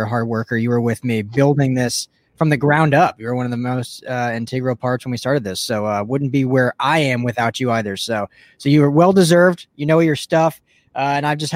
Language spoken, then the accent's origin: English; Denver, Colorado, United States; now in Los Angeles, United States; I'm originally from Denver